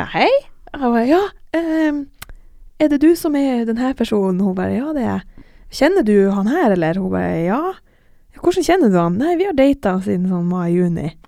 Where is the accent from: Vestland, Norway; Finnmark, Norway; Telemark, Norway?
Finnmark, Norway; Alta; moved away; jeg har også en venninne hjemme i Alta